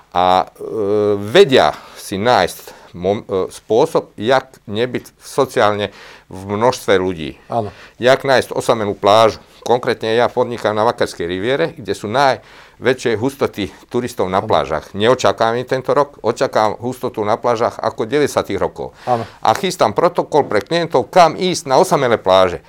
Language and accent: Slovak; Croatia; also born or lived in Slovakia; my v Chorvátsku